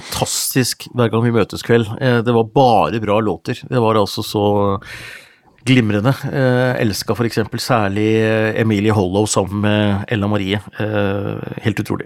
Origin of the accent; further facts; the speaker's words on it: Gjøvik, Innlandet, Norway; Hunndalen, forresten Nordvesten, der jeg er ifra òg.